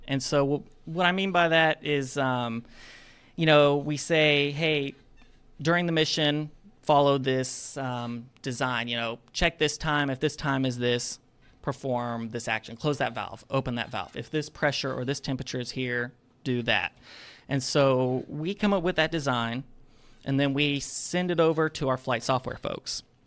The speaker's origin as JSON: {"language": "English", "town": "Madison", "region": "Alabama", "country": "United States", "tie": "born or raised there", "said": "I am from Madison, Alabama, which is that small town surrounded by Huntsville"}